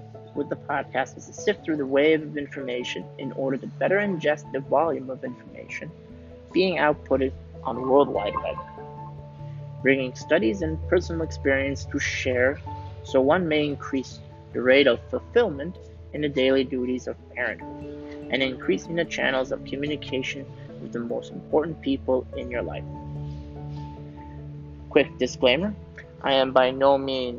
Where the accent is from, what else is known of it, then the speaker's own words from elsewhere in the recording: Canada; moved away as an adult; now in Switzerland; I was born and raised in Canada, and I moved to Switzerland in 2007